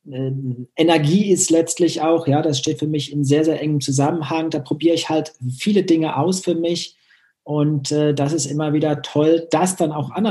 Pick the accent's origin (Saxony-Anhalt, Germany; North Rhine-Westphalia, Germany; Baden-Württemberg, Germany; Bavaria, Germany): North Rhine-Westphalia, Germany; Ich komme aus Nordrhein-Westfalen und konnte dann vor 18 Jahren ähm, diese Leidenschaft im Tischtennis und meinen Lehrberuf verbinden an der Eliteschule des Sports.